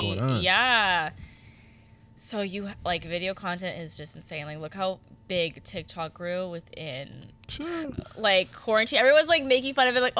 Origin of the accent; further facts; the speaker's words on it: Hamilton, Ontario, Canada; I'm from Hamilton